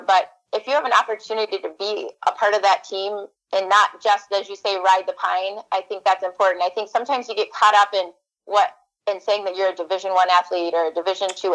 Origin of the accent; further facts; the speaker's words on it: Upper Peninsula, Michigan, United States; moved away as an adult; also born or lived in Grand Rapids area, Michigan; now in mid-Michigan, United States; I grew up in the Upper Peninsula